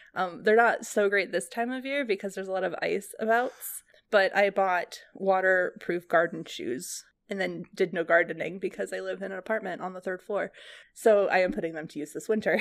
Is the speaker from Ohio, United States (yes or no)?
yes; Ohio, United States; also born or lived in California; I grew up in Ohio, in a library, basically, and then, um, spent some time in California